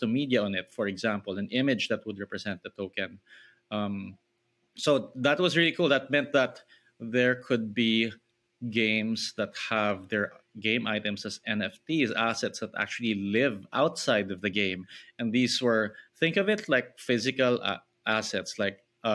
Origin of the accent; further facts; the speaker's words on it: Philippines; I grew up in the Philippines